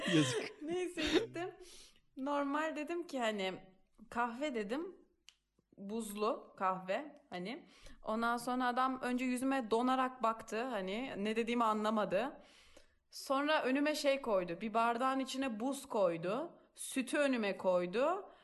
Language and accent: Turkish; Turkey; now in Italy